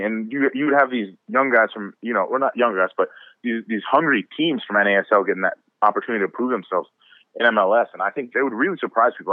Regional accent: Tampa, Florida, United States; now in Connecticut, United States; I'm originally from Tampa

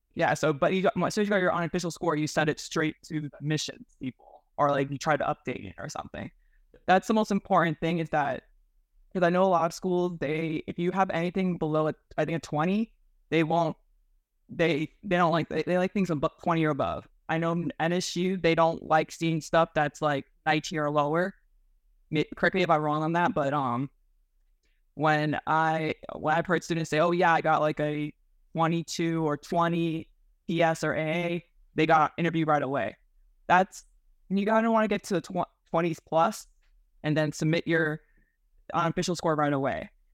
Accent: Miami, Florida, United States; I was born and raised in Miami, Florida

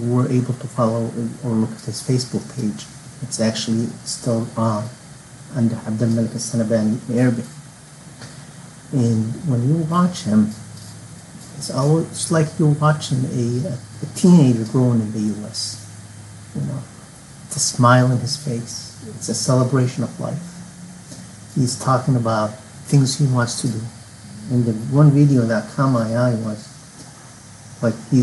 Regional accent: North Yemen, Yemen; I'm from the North

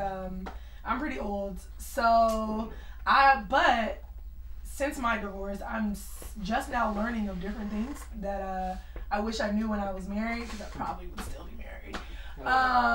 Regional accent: San Bernardino, California, United States; also born or lived in high desert, California / Alabama; San Bernardino, Fontana area

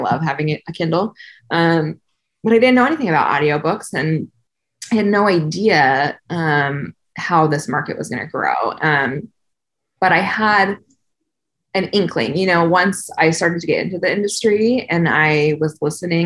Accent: Southern California, United States; I grew up in Southern California, not on the beach, but close to the beach

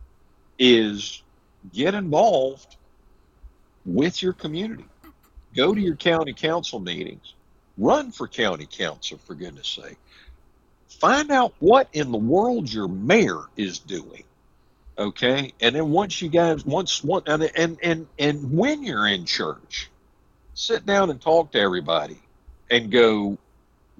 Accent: South Carolina, United States; I'm a South Carolina.

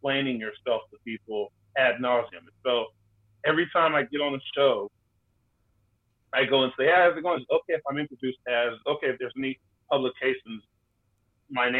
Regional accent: Austin, Texas, United States; The 512 in Austin, Texas. I am a native born Austinite

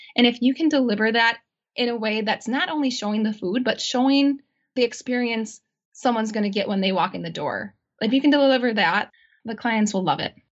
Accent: Auburndale, Wisconsin, United States; also born or lived in Milwaukee, Wisconsin; my hometown in Auburndale, Wisconsin

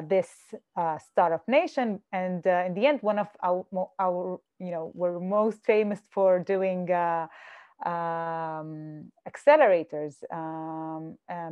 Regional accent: Jaffa, Tel Aviv District, Israel; Jaffa, I am from Jaffa

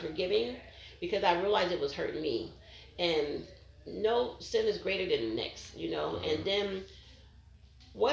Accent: Pennsylvania, United States; moved away; my hometown of Pennsylvania

